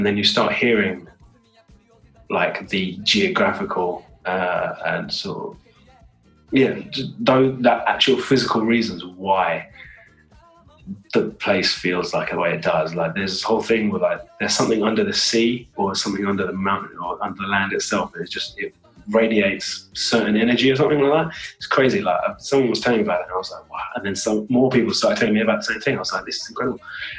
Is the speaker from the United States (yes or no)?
no; United Kingdom; I'm British Asian, right? So I've got the Indian heritage and the British Asian heritage.